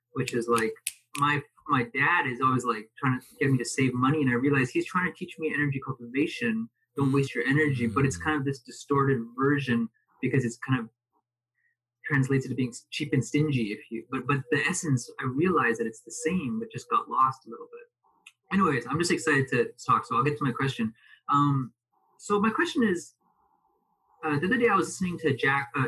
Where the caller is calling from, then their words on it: Alberta, Canada; I'm calling in from Alberta, Canada.